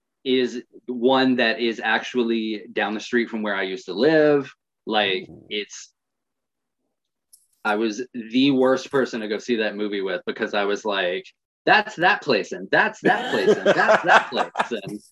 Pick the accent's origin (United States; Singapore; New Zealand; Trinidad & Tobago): United States; Atlanta, Georgia; I am from Atlanta.